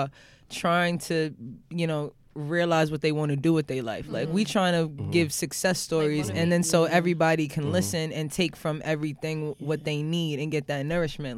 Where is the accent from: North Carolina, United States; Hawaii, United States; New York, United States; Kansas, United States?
New York, United States; New York City; I'm from Jamaica.